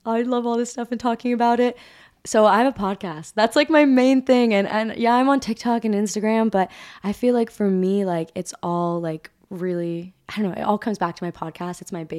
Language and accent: English; Hawaii, United States; Ava knows this feeling totally, like, because we're both like from Hawaii.